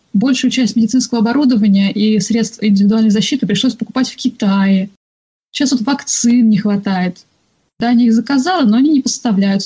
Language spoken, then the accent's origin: Russian; Russia; moved away; я из России